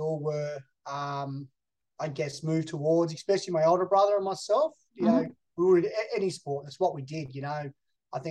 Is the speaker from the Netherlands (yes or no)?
no; Hobart, Tasmania, Australia; moved away as an adult; also born or lived in Melbourne, Victoria; Born in Hobart, Tasmania. Grew up through I guess the rougher suburbs of Rokeby and Warrane